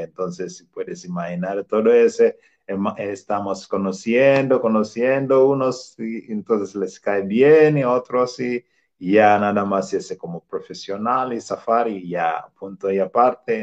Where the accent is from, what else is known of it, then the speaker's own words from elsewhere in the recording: Tanzania; Spanish is a second language; moved away as an adult; now in Querétaro, Mexico; mi profesión que yo tenía ahí en mi país, Tanzania